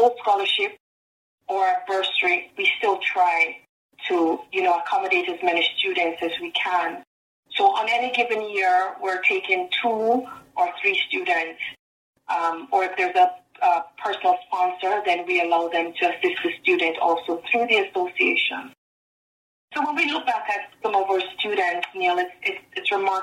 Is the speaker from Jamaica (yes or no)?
yes; Jamaica; accent: Jamaican; my Jamaican accent